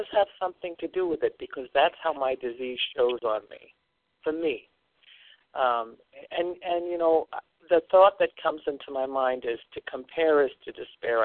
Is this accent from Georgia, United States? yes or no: no; Long Island, New York, United States; I was raised on Long Island